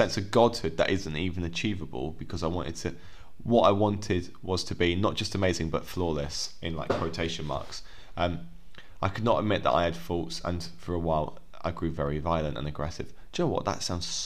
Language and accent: English; England, United Kingdom; we're English